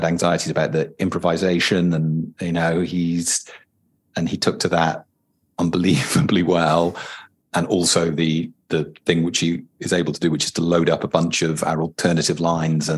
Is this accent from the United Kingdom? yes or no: yes; United Kingdom; a British person writing into this culture